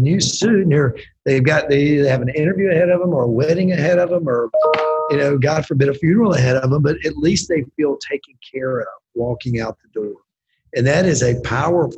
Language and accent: English; Mississippi, United States; moved away; the guy that I grew up working for in Mississippi